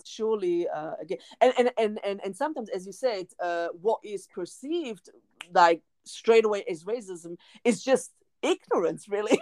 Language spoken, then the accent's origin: English; Germany; I was born and raised in Germany